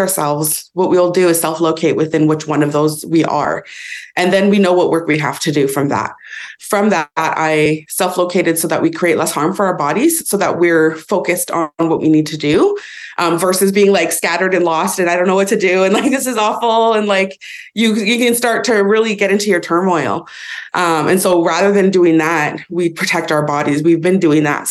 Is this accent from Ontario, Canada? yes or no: no; Vernon, British Columbia, Canada; I live and was raised in Inkamapalux, which is the head of the Okanagan Lake, which is also known colonially as Vernon